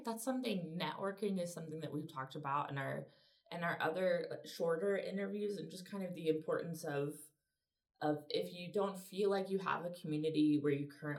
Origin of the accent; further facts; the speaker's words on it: Searcy, Arkansas, United States; I am from Central Arkansas. I'm from Searcy.